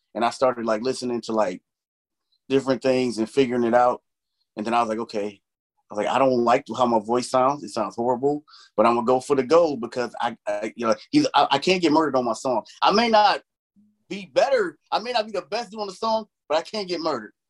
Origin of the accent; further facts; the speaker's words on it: Chicago, Illinois, United States; I grew up in Chicago